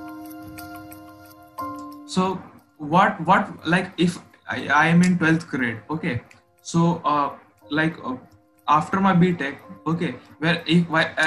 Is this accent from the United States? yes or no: no; India; I am from India, so the culture of India is a bit different